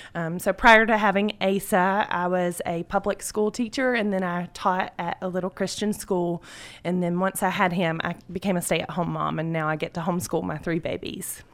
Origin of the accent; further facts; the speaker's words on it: Carroll County, Georgia, United States; I was born and raised in Carroll County